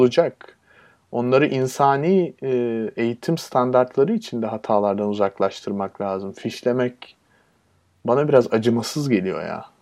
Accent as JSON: {"language": "Turkish", "country": "Turkey"}